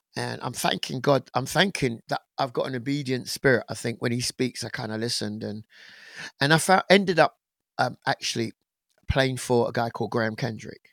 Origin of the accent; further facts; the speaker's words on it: England, United Kingdom; I'm actually British born. I was born in England, um, of Caribbean parents